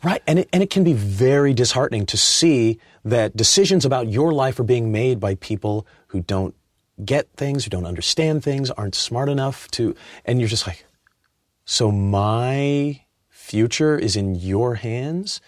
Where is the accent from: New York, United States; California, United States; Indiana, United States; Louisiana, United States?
California, United States; Inglewood; I was raised in Inglewood, um, and, uh, my mom's from Arkansas